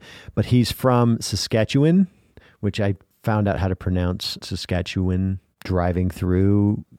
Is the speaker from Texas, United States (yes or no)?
no; South Dakota, United States; And I grew up in the Northern Plains in South Dakota.